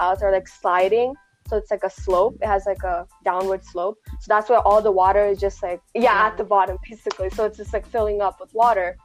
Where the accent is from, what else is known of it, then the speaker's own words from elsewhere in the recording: Malayali, Kerala, India; moved away; We should all be proud to be, you know, Malayali